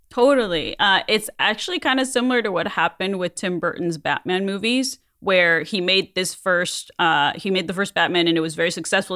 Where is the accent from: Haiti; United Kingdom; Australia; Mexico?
Mexico; moved away; a kid growing up in Mexico